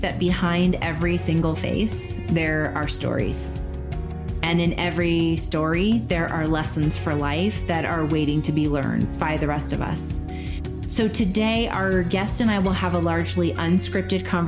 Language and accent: English; United States; I'm an American